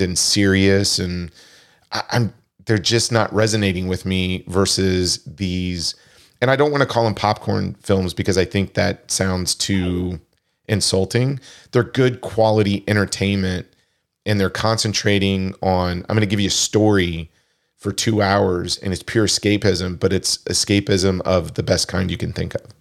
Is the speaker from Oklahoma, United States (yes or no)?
no; Wichita, Kansas, United States; growing up in Wichita, Kansas